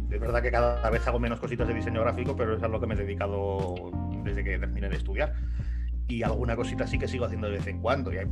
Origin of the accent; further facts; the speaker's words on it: Salamanca, Castile and León, Spain; now in Albacete, Spain; Soy de Salamanca, pero vivo en Albacete.